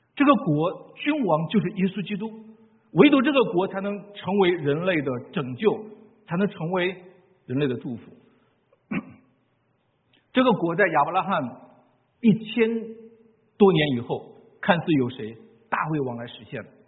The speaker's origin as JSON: {"language": "Chinese", "country": "China", "said": "我们中国人"}